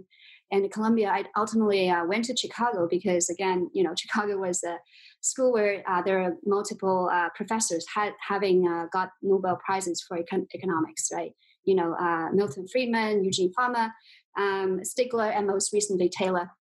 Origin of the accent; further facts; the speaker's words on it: southern part of China, a small town close to Shanghai, southern China, China; So I was actually born in China. I grew up in China, in the southern part of China, a small town close to Shanghai